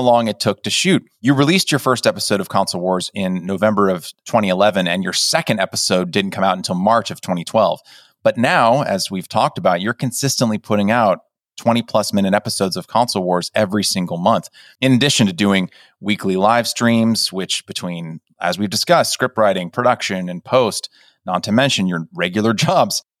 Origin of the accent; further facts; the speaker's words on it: California, United States; I grew up in California